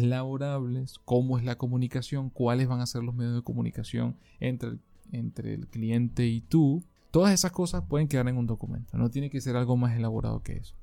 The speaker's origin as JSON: {"language": "Spanish", "country": "Venezuela", "moved": "yes", "said": "mi país de origen, Venezuela"}